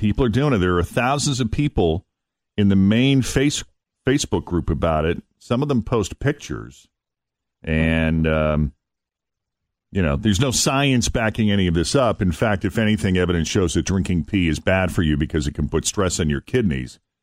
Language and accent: English; Boston, Massachusetts, United States; moved away as an adult; also born or lived in Portland, Maine; Growing up in the Boston area, going to Portland, Maine